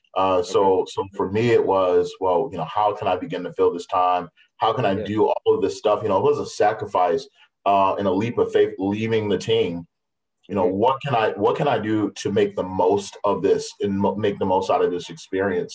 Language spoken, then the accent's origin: English; Baltimore, Maryland, United States; moved away as an adult; also born or lived in Iowa; now in West Des Moines, United States; Baltimore was was sort of a, a, rough place to grow up